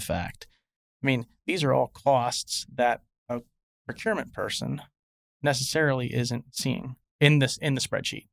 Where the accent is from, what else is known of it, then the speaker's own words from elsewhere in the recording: Pennsylvania, United States; moved away as an adult; now in Nashville, United States; I'm a, I'm a guy from Pennsylvania